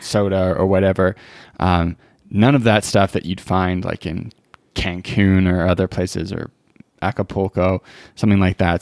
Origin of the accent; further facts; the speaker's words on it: British Columbia, Canada; now in Alberta, Canada; I grew up in B C